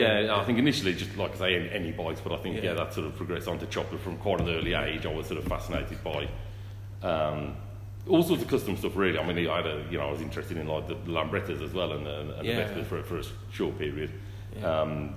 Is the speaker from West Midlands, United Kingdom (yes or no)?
yes; Wolverhampton, West Midlands, United Kingdom; I'm from Wolverhampton.